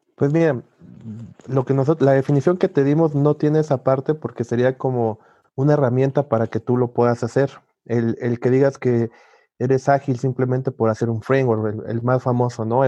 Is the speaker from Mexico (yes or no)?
yes; Mexico; Soy mexicano